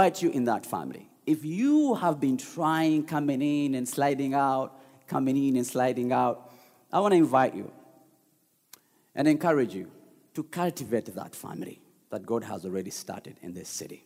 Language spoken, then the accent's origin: English; Uganda; now in Detroit, United States; I grew up in Uganda